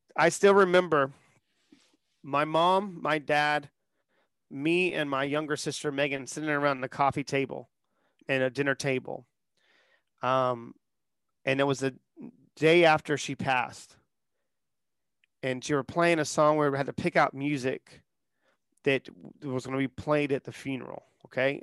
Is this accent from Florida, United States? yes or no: no; Charleston, South Carolina, United States; born and raised in Charleston, South Carolina